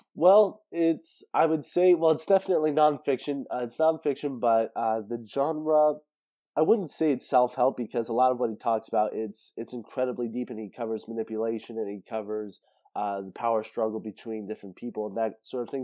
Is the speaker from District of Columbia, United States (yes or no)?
no; Central California, United States; I was born in Central California, way out in the mountains